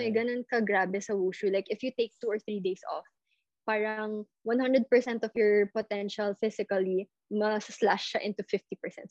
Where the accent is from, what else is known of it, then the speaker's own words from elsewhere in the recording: Philippines; I never grew up in China. I never grew up in the States. I grew up here